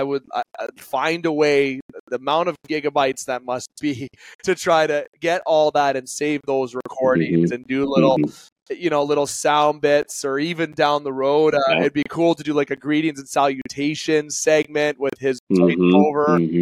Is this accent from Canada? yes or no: yes; Canada; I'm a Canadian, so I'm not going to get into the money side of things